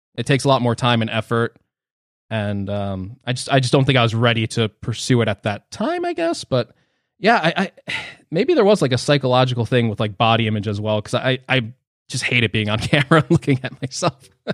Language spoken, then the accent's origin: English; New Jersey, United States; I'm from New Jersey